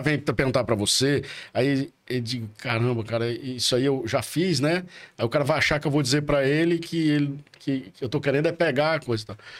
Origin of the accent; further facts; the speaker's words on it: Porto Alegre, Rio Grande do Sul, Brazil; moved away; eu nasci em Porto Alegre, minha mãe era gaúcha, nasci em Porto Alegre